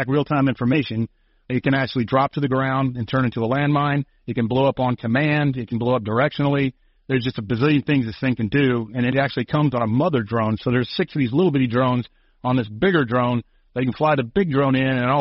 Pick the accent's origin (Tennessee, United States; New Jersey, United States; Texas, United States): Texas, United States; Conroe; I grew up in Conroe, Texas, you know, a small town in Texas